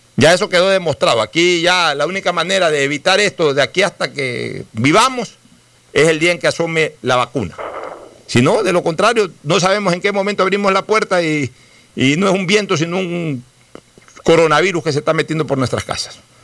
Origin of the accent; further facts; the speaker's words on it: Guayaquil, Guayas, Ecuador; también soy guayaquileño.